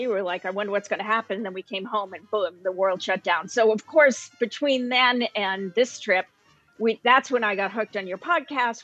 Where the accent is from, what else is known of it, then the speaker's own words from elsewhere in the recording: Portland, Maine, United States; I'm from the Portland, Maine area, which is the southern part of Maine.